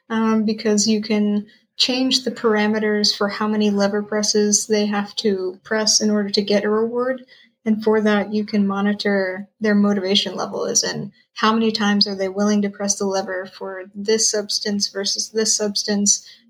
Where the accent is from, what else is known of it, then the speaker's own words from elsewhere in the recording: Tennessee, United States; moved away as an adult; also born or lived in Chapel Hill, North Carolina; now in Nova Scotia, Canada; I am originally from Tennessee